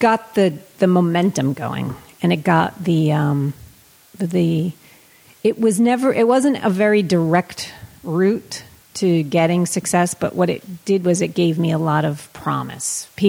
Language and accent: English; Somerset, Massachusetts, United States; moved away as an adult; also born or lived in Worcester, Massachusetts; now in Los Angeles, United States; I'm from Somerset